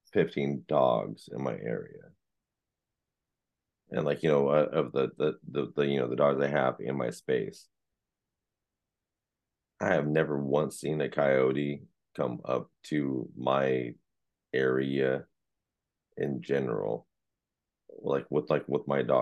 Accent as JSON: {"language": "English", "town": "San Jose", "region": "California", "country": "United States", "tie": "born or raised there", "said": "I'm a city boy. I was raised in Eastside San Jose"}